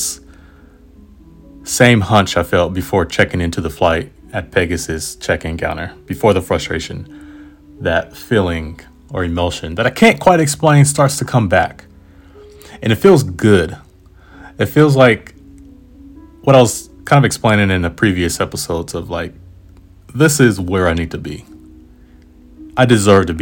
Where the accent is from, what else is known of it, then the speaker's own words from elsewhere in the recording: United States; Yeah, I am